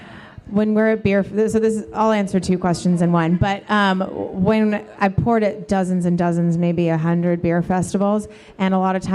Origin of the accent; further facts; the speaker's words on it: California, United States; now in Texas, United States; I mean, this is Texas, so I guess I'm just getting used to that since I'm from California too.